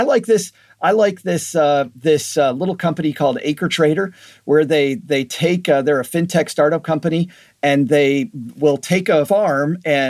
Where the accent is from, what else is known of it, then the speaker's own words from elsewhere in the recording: Michigan, United States; Western Michigan.